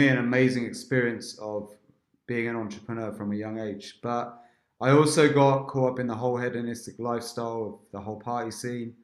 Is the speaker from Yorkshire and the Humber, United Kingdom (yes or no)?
no; Berkshire, South East England, United Kingdom; growing up in England, in an Indian family. Where? In Berkshire